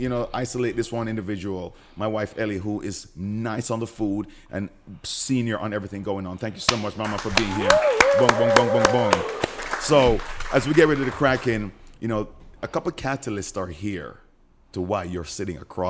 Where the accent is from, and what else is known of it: Jamaica; moved away